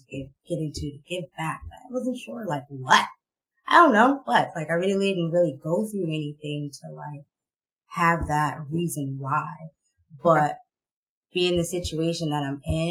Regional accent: Boston, Massachusetts, United States; I grew up in Boston, but I went to school in the suburbs

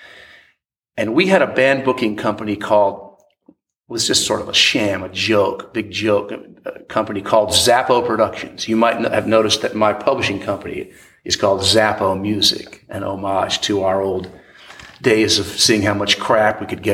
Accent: Williamsburg, Virginia, United States; I grew up in Williamsburg, Virginia

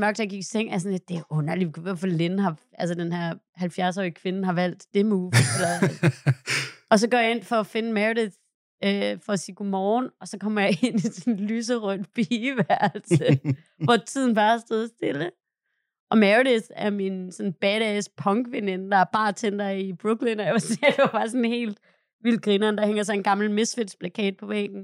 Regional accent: Hvide Sande, Central Denmark Region, Denmark; moved away; Min bedstefar og min bedstemor havde startet en skibsprovianteringskøbmandsforretning i Hvide Sande, hvor jeg er fra

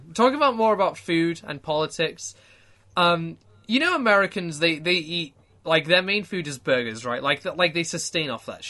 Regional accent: United Kingdom; I'm still British

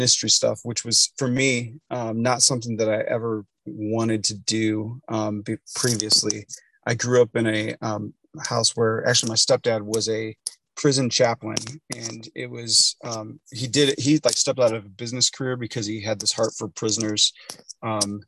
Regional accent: Akron, Ohio, United States; I grew up in Akron, Ohio, so Rust Belt town in the Midwest.

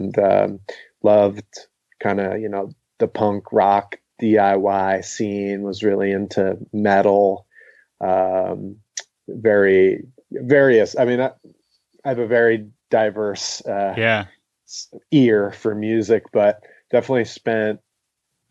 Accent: Glen Mills, Pennsylvania, United States; also born or lived in Downingtown, Pennsylvania; now in Asheville, United States; I grew up in a tiny little town called Glen Mills, which is in Downing. Technically, I was born in Downingtown

